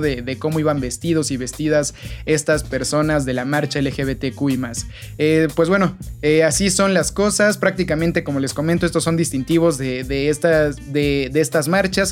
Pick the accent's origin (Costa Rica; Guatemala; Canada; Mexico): Mexico; nosotros como ciudadanos, como eh, mexicanos